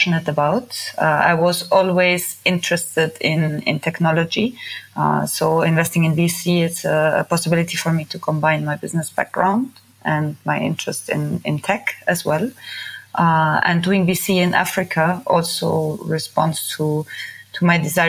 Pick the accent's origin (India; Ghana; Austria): Austria; Vienna; moved away as an adult; also born or lived in France; now in Tunis, Tunisia; I was born in Vienna in Austria, where I lived until I finished my bachelor's degree.